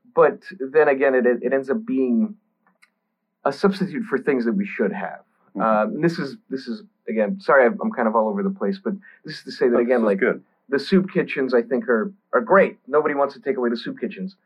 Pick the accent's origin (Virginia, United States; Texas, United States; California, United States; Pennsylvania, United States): Texas, United States; I grew up in Texas, so I grew up around the virtually everyone was Southern Baptist